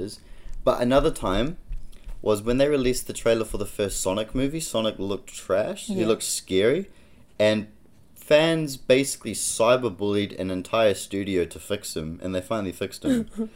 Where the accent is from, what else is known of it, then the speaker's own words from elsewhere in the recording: Auckland, New Zealand; Auckland. This is my backyard, my hometown